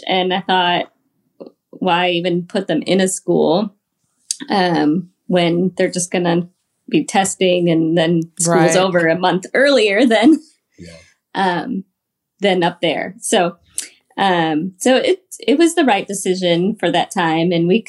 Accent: Michigan, United States; And like Justin said, we're originally from Michigan, but we've moved we've been married almost 20 years now.

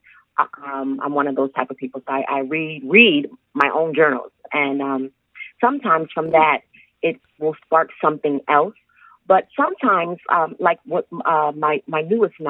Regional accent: Springfield, Massachusetts, United States; also born or lived in Connecticut; I was born in Springfield, Massachusetts

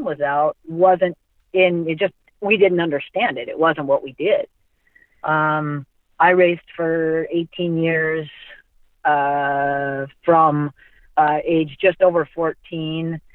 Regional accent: Mount Vernon, Washington, United States; I'm from Mount Vernon, Washington

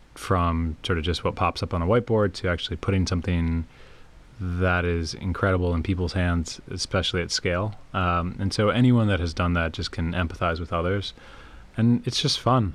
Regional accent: Prince George's County, Maryland, United States; where I grew up in Prince George's County, just outside of DC, was just incredibly diverse

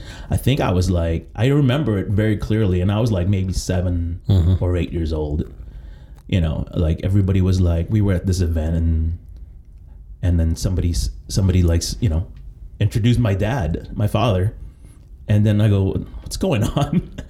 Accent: Philippines; I was born in the Philippines.

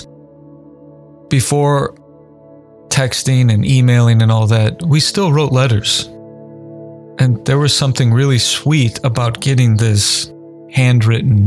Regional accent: Indiana, United States; Basketball was my main sport as a kid, growing up in Indiana especially

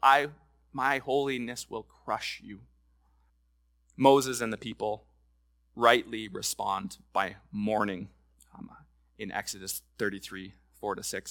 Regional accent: Lloydminster, Canada; I was going to the fair growing up in Lloydminster

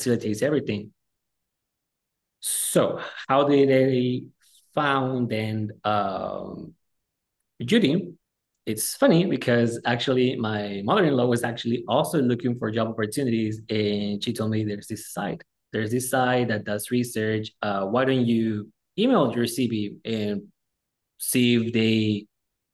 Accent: Mexicali, Baja California, Mexico; moved away as an adult; also born or lived in Houston, Texas; now in Imperial Valley, United States; I was born and raised in Mexicali, Baja California, which is right across the border from Calexico, California

